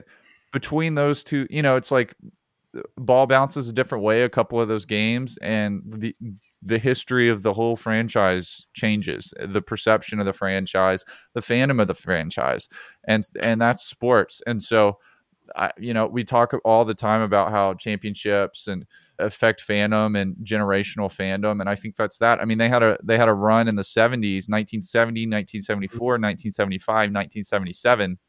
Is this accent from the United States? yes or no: yes; Alabama, United States; growing up in Alabama, every other kid was a Peyton Manning fan